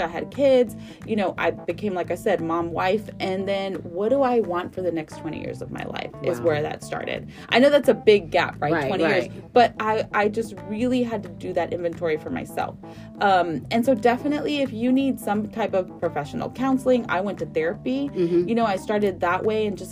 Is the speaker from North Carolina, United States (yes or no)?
no; Houston, Texas, United States; I'm from Northside here in mm-hmm. Houston